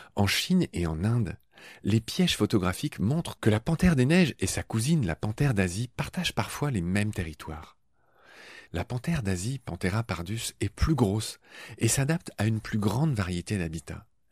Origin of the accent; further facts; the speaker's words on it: Dieulouard, Grand Est, France; dans le petit village du Loir où j'ai grandi, en Lorraine